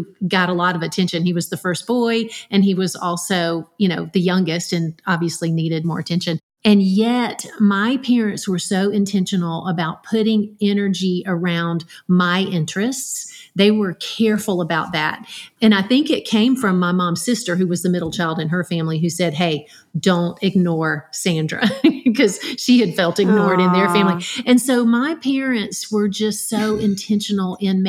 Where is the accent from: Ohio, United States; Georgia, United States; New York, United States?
Georgia, United States; Dublin; there wasn't anything where I grew up in Dublin, Georgia